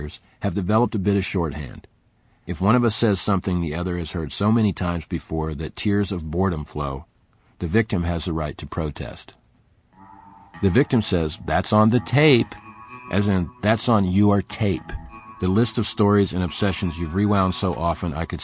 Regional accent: southeastern Virginia, United States; I was born outside the South, just like Newt Gingrich and Dick Armey, and moved as a kid with my Midwestern parents to a brand new subdivision chopped out of the swamp in southeastern Virginia.

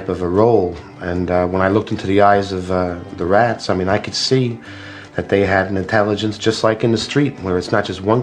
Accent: New York City, New York, United States; I'm from Brooklyn. I mean, I'm from the streets of Brooklyn. I was born, raised, and probably will

